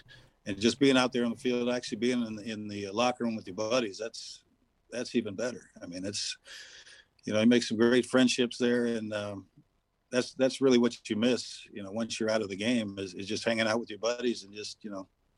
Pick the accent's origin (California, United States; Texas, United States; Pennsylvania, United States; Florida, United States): California, United States; San Jose; moved away; I grew up in San Jose, California. So it was a hell of a lot different back in the 60s and early 70s before I left. So it was a nice place to grow up, but I'm glad I'm out.